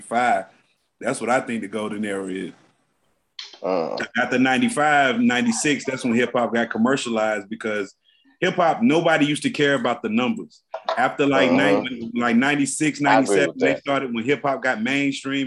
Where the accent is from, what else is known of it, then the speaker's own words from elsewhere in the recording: the South, United States; also born or lived in Greensboro, North Carolina; now in Florida, United States; I'm from the South